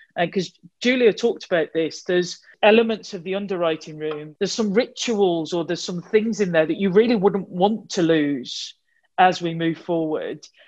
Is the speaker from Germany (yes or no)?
no; Wolverhampton, West Midlands, United Kingdom; accent: Wolverhampton; my Wolverhampton accent